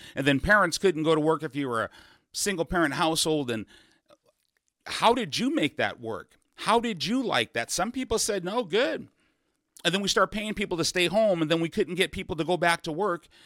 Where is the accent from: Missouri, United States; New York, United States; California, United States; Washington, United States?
Washington, United States; Seattle; My mother moved us to Seattle when I was six or seven